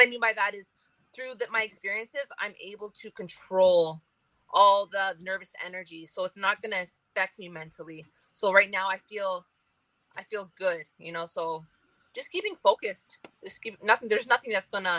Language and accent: English; Ontario, Canada; I come from Ontario